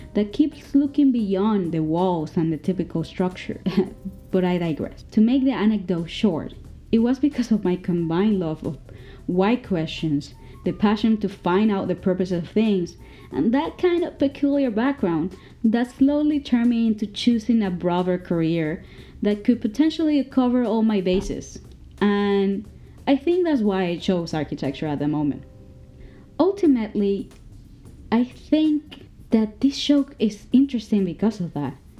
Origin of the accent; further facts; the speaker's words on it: Caracas, Capital District, Venezuela; I come from Caracas, Venezuela.